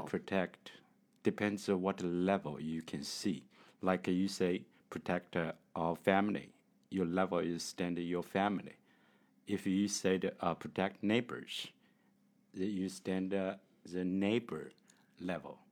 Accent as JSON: {"language": "English", "country": "China", "second_language": "English", "said": "from China."}